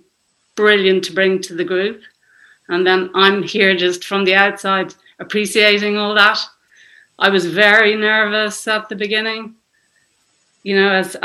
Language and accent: English; Dublin, Leinster, Ireland; I'm from Dublin, Ireland.